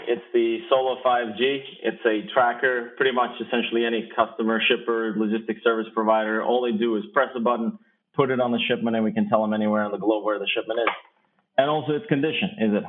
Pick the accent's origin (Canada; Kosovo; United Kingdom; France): Kosovo; moved away; I'm originally from Kosovo